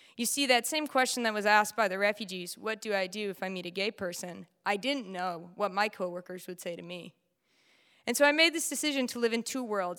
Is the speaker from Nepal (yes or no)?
no; United States; born and raised in the United States